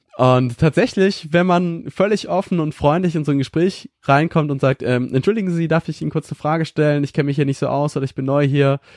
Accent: Schleswig-Holstein, Germany; ich komme aus einem kleinen 300 Einwohner Dorf in Norddeutschland, ganz im Norden in Schleswig-Holstein

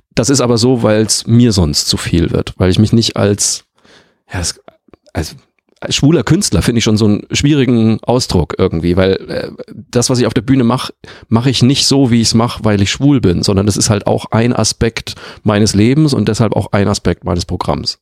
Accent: Bavaria, Germany; moved away; also born or lived in Leverkusen; aus meinem Heimatort

